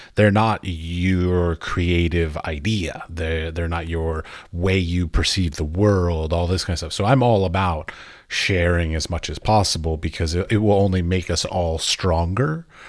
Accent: United States; I'm an American. And in America, when we, we were being raised

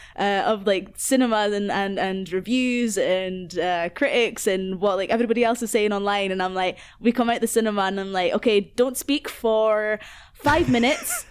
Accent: Aberdeen, Scotland, United Kingdom; moved away as an adult; now in Glasgow, United Kingdom; I grew up in Aberdeen, um, like, basically my whole life, and now I live in Glasgow, in Southside.

